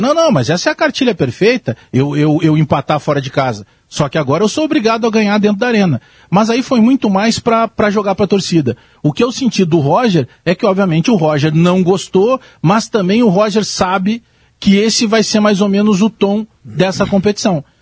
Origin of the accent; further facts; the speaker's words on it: Frederico Westphalen, Rio Grande do Sul, Brazil; eu era de Frederico Westphalen